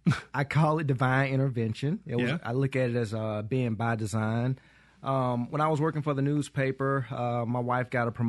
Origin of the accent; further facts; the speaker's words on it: Hattiesburg, Mississippi, United States; Born and raised in Hattiesburg, Mississippi. Been there my entire life. Did maybe a two-year stint where I lived on the Mississippi Gulf Coast. But other than that, Hattiesburg has always been home for me.